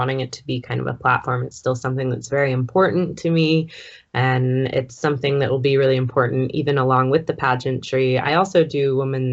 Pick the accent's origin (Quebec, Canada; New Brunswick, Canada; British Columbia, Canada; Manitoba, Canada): British Columbia, Canada; Vancouver Island, BC; moved away as an adult; also born or lived in Edmonton; now in Calgary, Canada; I grew up in BC on Vancouver Island. I was actually born just off the coast of Vancouver Island, very small island. But I moved to Edmonton when I was about 18.